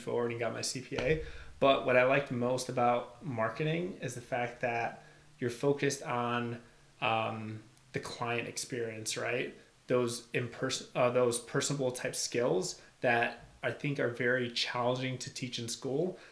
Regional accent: Albania; now in United States; I was actually born and raised in Albania. My family uh, immigrated to the U.S. when 1997

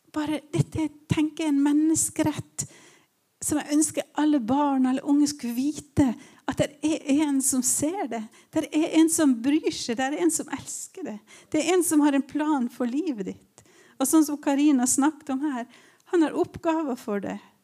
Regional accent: Ålesund, Western Norway, Norway; moved away as an adult; now in Tromsø, Norway; Jeg kommer fra Vestlandet

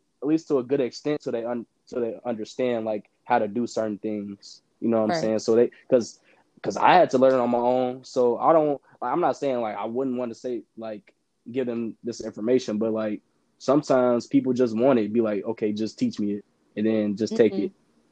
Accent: Indiana, United States; I'm from Indiana. So it's a lot of people that I messed with back in the day in high school.

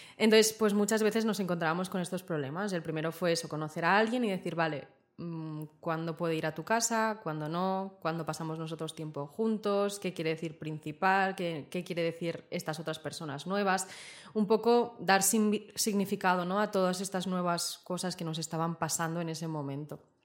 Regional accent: Zaragoza, Aragon, Spain; moved away as an adult; now in Barcelona, Spain; yo soy de Zaragoza y vine a Barcelona a estudiar, ya hace siete años

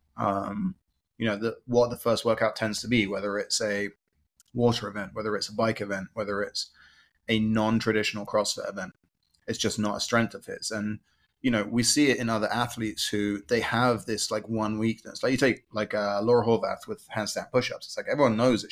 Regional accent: England, United Kingdom; moved away; growing up in England, like I would bike everywhere

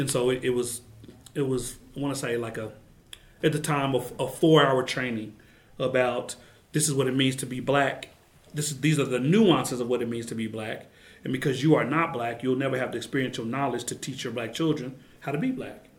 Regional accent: Oklahoma City, Oklahoma, United States; I grew up in Musgrave in Oklahoma City

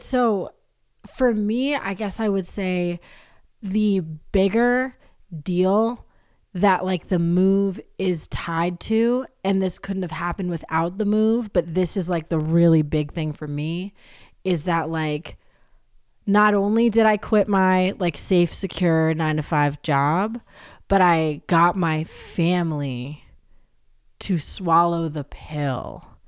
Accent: New Hampshire, United States; I grew up in New Hampshire.

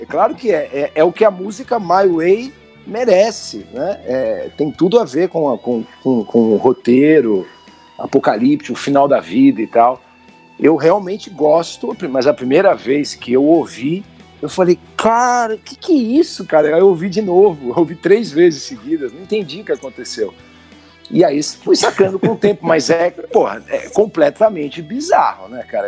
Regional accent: Brazil; como brasileiro

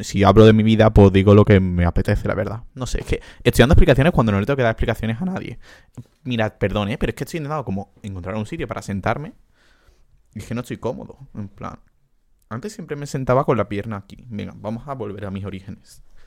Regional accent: Andalusia, Spain; moved away as an adult; now in Portugal; soy andaluz, soy muy andaluz

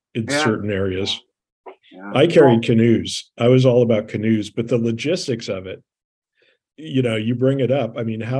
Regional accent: Canada; being French Canadian and having been in Canada, or at least the Bedard names being in Canada since the 1640s, 1650s

